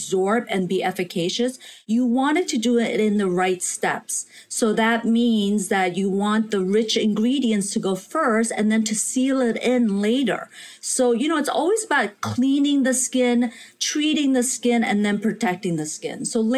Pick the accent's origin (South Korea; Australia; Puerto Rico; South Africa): South Korea; when I was a little girl growing up in Korea, I would do these weekly communal baths with my mother, my grandmother, my sister.